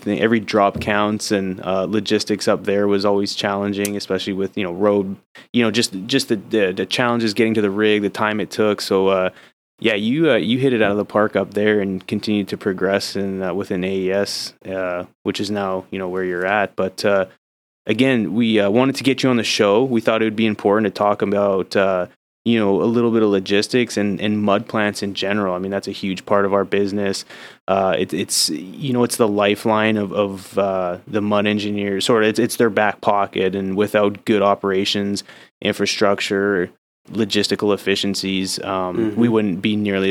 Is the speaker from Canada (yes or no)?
yes; Canada; now in United States; I know I'm Canadian, but I'm soon to be American